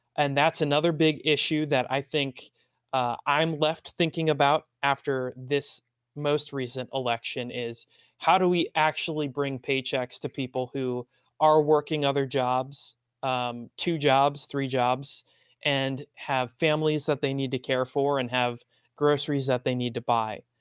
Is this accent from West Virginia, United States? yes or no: no; Maryland, United States; I still stick with y'all, which is the term used in Maryland, my home state